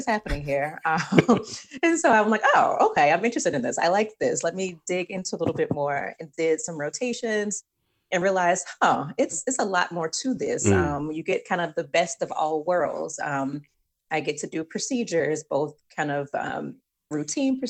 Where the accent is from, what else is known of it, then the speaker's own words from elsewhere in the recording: Birmingham, Alabama, United States; also born or lived in Atlanta / Houston / Madrid / Galveston; now in Washington, DC, United States; I am originally from Birmingham, Alabama, and have lived in Atlanta, Houston, Madrid, Galveston, and now I live in DC